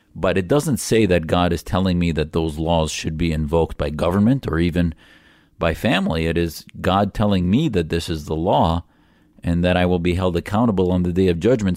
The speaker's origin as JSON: {"language": "English", "country": "United States", "said": "as an American patriot"}